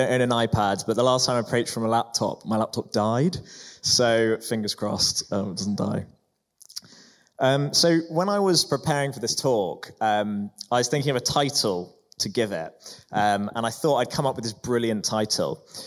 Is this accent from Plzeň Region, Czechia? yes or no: no; Prague, Czechia; I grew up in Prague